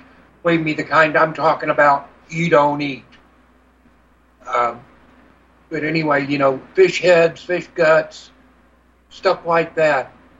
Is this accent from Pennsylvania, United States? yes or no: no; Merritt Island, Florida, United States; I grew up on Merritt Island down in Florida, and we were not the transplants from New York. You know, I was born into a seventh generation Floridian family.